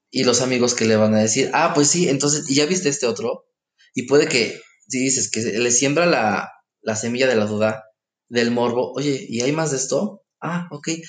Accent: Mexico; como buenos mexicanos

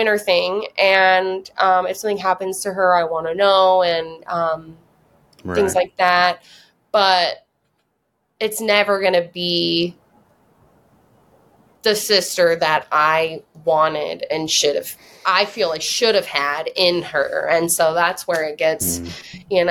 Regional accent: Whidbey Island, Washington, United States; now in California, United States; I grew up on Whidbey Island, like 25 minutes from Surrey

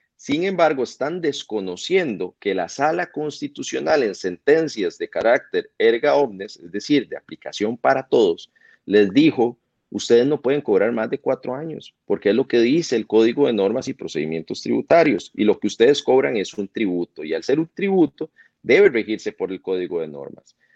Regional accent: Costa Rica; nosotros como costarricenses

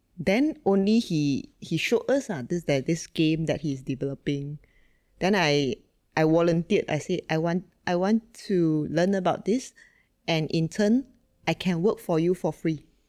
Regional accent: Sungai Petani, Kedah, Malaysia; born and raised in Malaysia, uh, in fact, in a really small town called Sungai Petani

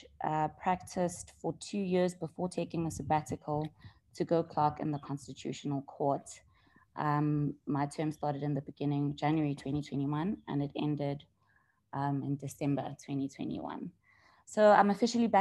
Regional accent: Vereeniging, Gauteng, South Africa; also born or lived in Johannesburg; I'm originally from the Vereeniging. It's a small town south of Johannesburg. Mm-hmm. I went to primary school there

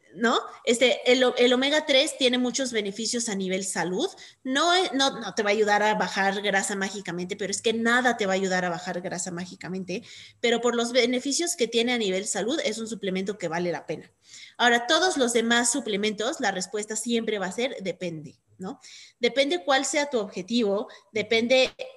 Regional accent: Mexico; nosotros como mexicanos de Estados Unidos

